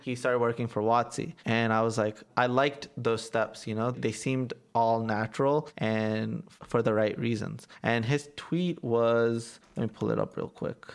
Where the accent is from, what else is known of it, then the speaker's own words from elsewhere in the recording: Atlanta, Georgia, United States; I'm from Atlanta